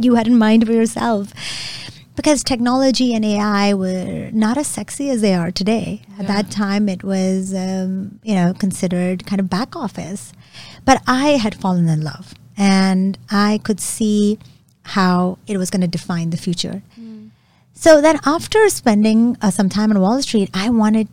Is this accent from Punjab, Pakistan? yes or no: yes; Lahore, Punjab, Pakistan; I was born in Pakistan, in Lahore, and I grew up in a very intellectually liberal household.